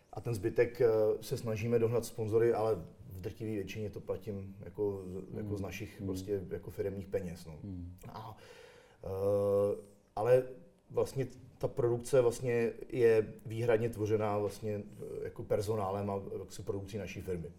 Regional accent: Prague, Czechia; my jsme Češi a Pražáci

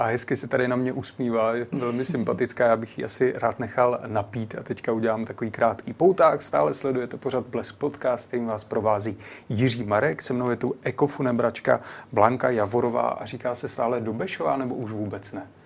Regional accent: native village near Znojmo, South Moravian Region, Czechia; moji rodnou Vízku z Nojmo

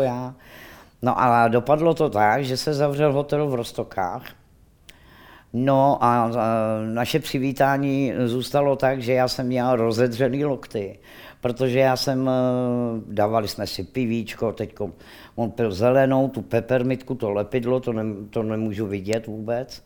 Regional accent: Rakovník, Central Bohemian Region, Czechia; já jsem rodačka Rakovník

